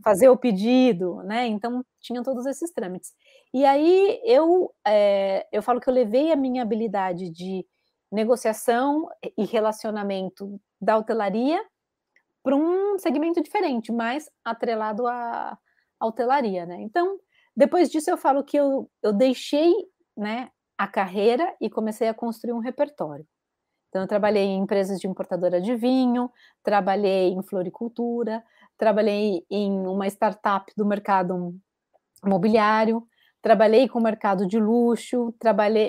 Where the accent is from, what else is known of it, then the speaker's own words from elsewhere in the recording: Bauru, São Paulo, Brazil; accent: caipira; moved away as an adult; also born or lived in Rio de Janeiro; now in Galicia, Spain; eu sou bauruense